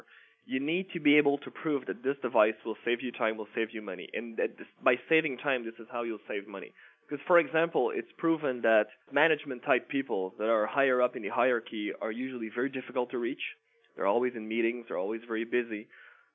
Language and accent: English; Canada; I'm a Canadian